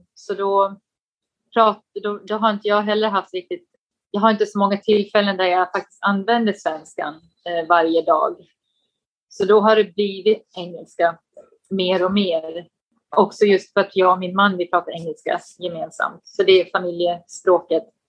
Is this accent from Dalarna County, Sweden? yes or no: yes; Falun, Dalarna County, Sweden; moved away as an adult; also born or lived in Stockholm; now in Beijing, China; jag kommer från, eh, från Dalarna, Falun, men eh, jag skulle nog ändå säga att Stockholm känns som hemma, för det var där jag pluggade